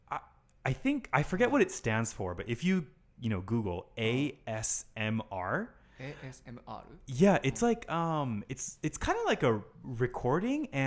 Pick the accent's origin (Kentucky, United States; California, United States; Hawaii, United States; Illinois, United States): Hawaii, United States; Honolulu; I am 27 years old and I'm from Honolulu, Hawaii.